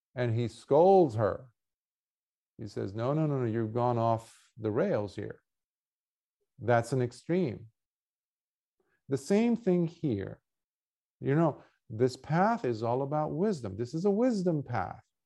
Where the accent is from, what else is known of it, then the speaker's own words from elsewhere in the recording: Lebanon; moved away; I grew up in wartime in Lebanon